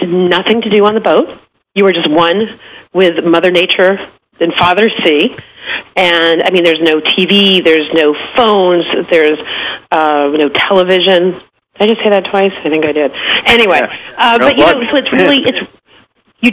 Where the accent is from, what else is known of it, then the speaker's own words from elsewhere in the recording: Massachusetts, United States; now in Florida, United States; I'm from Massachusetts.